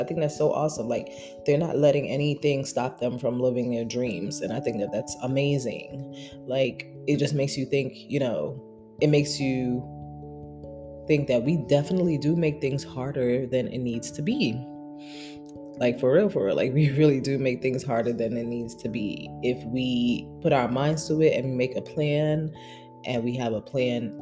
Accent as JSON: {"language": "English", "town": "New York City", "region": "New York", "country": "United States", "tie": "born or raised there", "also_born_or_lived": "San Diego", "moved": "as an adult", "lives_now": "New Jersey, United States", "said": "I moved back to Brooklyn, which is my hometown"}